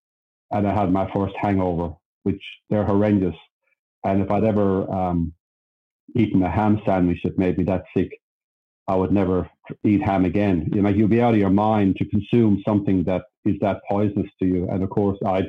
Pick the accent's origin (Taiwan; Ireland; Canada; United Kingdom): Ireland; now in Sydney, Australia; I'm Irish, by the way. I was born in Ireland.